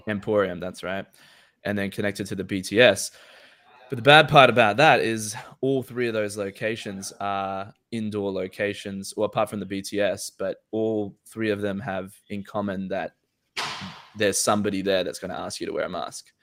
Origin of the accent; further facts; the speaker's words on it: Australia; me as an Australian citizen